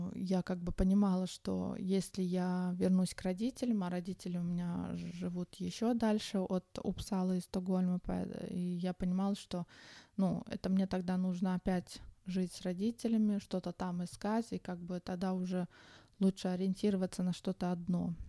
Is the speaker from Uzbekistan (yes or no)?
yes; Tashkent, Uzbekistan; moved away as an adult; now in Sweden; я родом из Ташкента. В Швеции я живу уже около 21 года